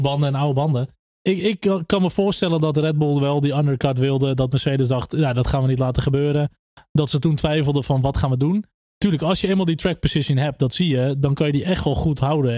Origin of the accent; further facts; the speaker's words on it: Netherlands; als Nederlanders